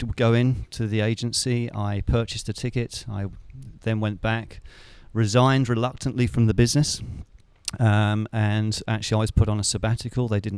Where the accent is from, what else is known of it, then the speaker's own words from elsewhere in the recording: Hertfordshire, East of England, United Kingdom; moved away as an adult; also born or lived in West Midlands; now in Phuket, Thailand; I was born in the West Midlands, brought up in the southeast of the United Kingdom, in a small Hertfordshire village.